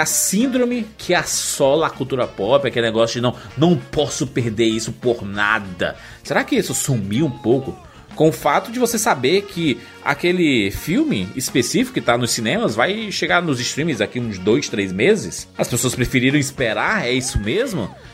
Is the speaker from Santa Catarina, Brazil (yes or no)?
no; Salvador, Bahia, Brazil; now in Alagoinhas, Brazil; sou de Salvador e estou morando em Alagoinhas, Bahia